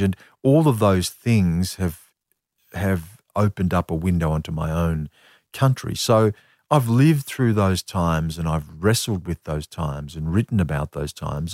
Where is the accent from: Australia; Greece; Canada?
Australia; what it was to be an Australian